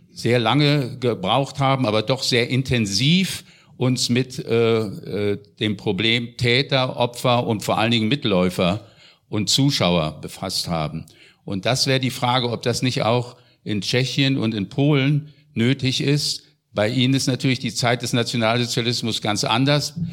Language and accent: German; West Germany, Germany; ich bin aus Westdeutschland, deswegen äh, weiß ich das genau